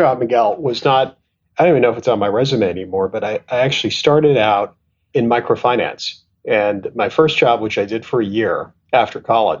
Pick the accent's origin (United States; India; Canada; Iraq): Canada; moved away as an adult; also born or lived in Tanzania / England / Pakistan / London; But I was born in Tanzania, and then my family left when I was at about a year old, and I lived and grew up in Canada. And then I kind of went to school and college in England